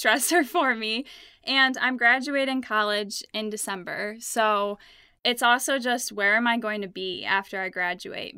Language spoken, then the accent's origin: English; Ludington, Michigan, United States; I am from Ludington, Michigan, and it's a small town on Lake Michigan. And I'm not a fan of small towns. I loved growing up there